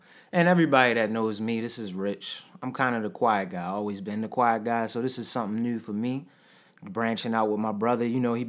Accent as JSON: {"language": "English", "town": "Baltimore", "region": "Maryland", "country": "United States", "said": "we're from Baltimore, Maryland"}